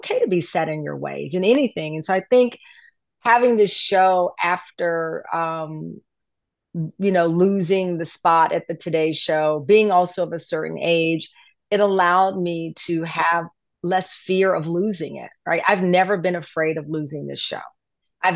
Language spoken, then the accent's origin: English; the South, United States; as a Southerner